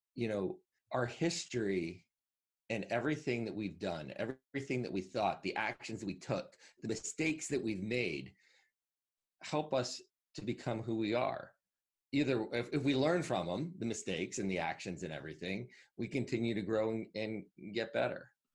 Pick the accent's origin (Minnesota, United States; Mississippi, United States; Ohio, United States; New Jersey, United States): New Jersey, United States; Northwest; I grew up in Northwest Jersey, so there were a lot of woods versus near the city